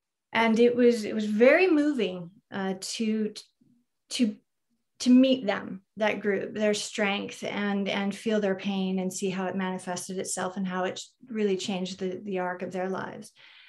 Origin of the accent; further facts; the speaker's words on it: California, United States; I'm from Ventura County.